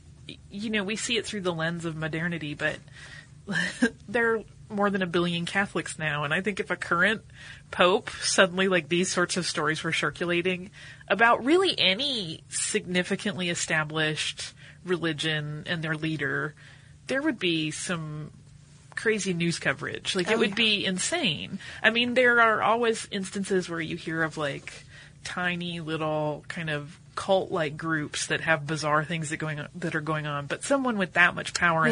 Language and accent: English; North Carolina, United States; now in Amsterdam, Netherlands